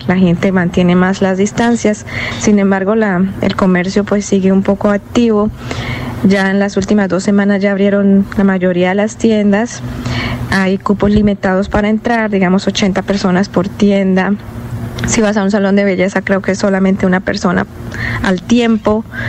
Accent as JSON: {"language": "Spanish", "town": "Bucaramanga", "region": "Santander", "country": "Colombia", "moved": "as an adult", "lives_now": "Houston, United States", "said": "soy de Bucaramanga, pero vivo en Houston"}